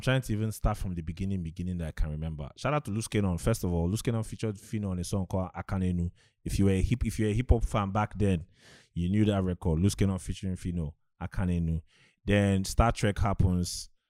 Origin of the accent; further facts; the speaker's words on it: Aba, South East Nigeria, Nigeria; I grew up in the East